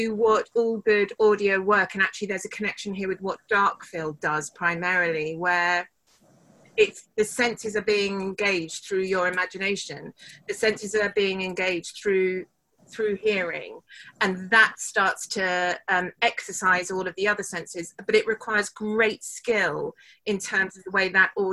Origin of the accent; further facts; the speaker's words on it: United Kingdom; we're British